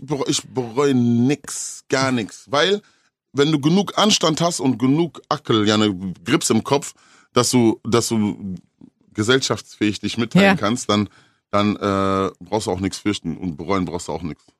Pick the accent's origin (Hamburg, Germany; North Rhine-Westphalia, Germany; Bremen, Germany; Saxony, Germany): North Rhine-Westphalia, Germany; Ruhr area; bei uns im Ruhrgebiet